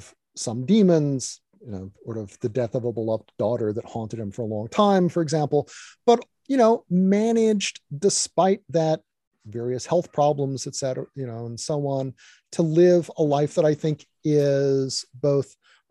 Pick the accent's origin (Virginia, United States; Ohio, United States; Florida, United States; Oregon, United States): Virginia, United States; you know, when I was young, I grew up in Virginia, you know